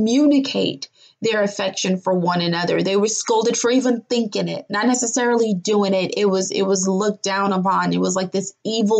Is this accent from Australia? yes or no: no; Nigeria; the Yoruba culture that I grew up as a Nigerian native